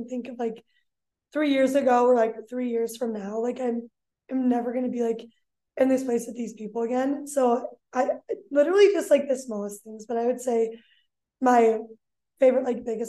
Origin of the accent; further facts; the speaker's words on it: Iowa City, Iowa, United States; I'm a junior and I'm from Iowa City, so I grew up like a Hawkeye